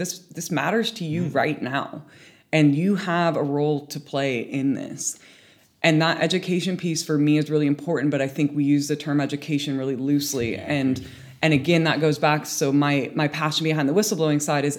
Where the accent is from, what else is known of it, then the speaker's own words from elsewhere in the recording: United States; moved away as an adult; now in United Kingdom; as an American living in the UK